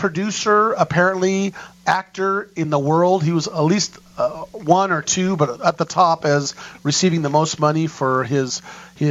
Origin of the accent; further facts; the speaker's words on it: New York, United States; I'm from New York.